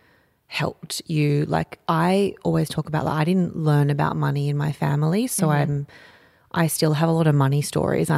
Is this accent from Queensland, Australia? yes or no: no; Camden, New South Wales, Australia; also born or lived in Campbelltown / Bradbury / Penrith; So I grew up in Camden, and before that I was living in Campbelltown and Bradbury